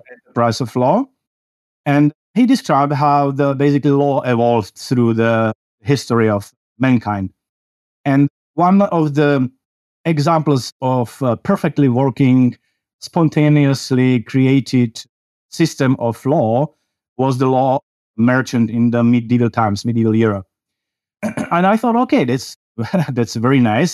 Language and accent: English; Czechia; I come from the Czech Republic in Central Europe